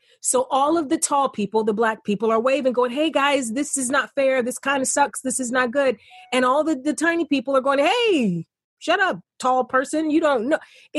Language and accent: English; East Cleveland, Ohio, United States; I grew up in East Cleveland, a poor kid, single family home.